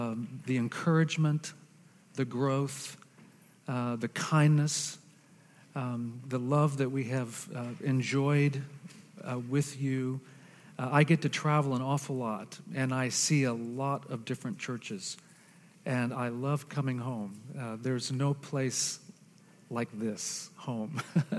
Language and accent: English; Argentina; Some of you know that I am a missionary kid. I was raised in Argentina.